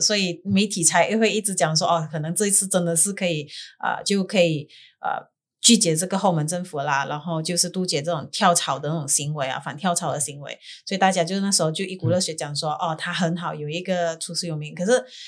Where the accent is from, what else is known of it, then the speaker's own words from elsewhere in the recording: Sabah, Malaysia; 马东宫就是我家乡的中间